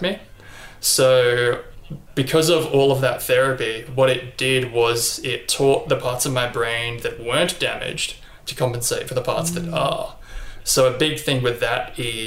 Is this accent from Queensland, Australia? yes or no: yes; Brisbane, Queensland, Australia; also born or lived in Gosford, New South Wales; I was born in Gosford in New South Wales, but I've pretty much lived in Brisbane for the entirety of my life